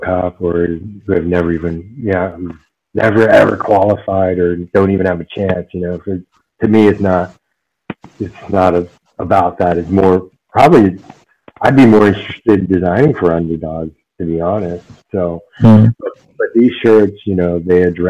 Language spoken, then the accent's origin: English; United States; moved away as an adult; now in Germany; an Asian American growing up in the States